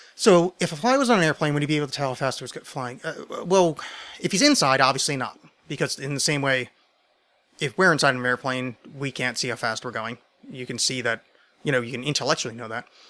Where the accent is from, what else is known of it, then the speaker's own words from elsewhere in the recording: United States; I'm American